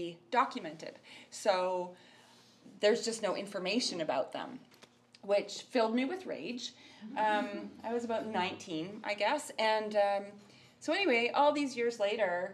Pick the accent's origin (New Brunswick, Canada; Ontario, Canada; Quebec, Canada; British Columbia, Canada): British Columbia, Canada; Summerland; moved away; also born or lived in Victoria, Canada; I came from Summerland, from a little town where, you know, I'd never learned about art history